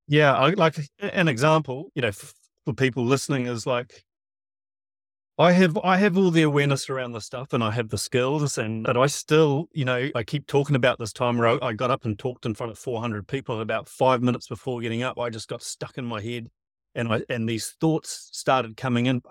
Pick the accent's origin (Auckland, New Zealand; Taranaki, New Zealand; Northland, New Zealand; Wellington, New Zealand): Auckland, New Zealand; Piha; I grew up at P H A Beach, Auckland